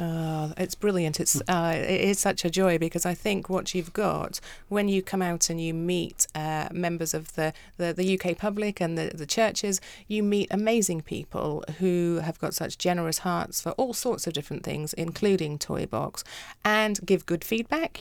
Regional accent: South Africa; moved away; also born or lived in United Kingdom; I grew up in South Africa

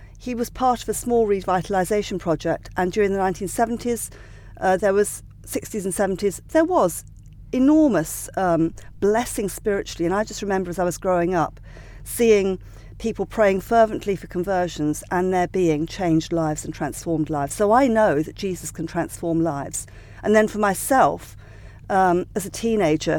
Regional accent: Sussex, South East England, United Kingdom; I grew up in Sussex

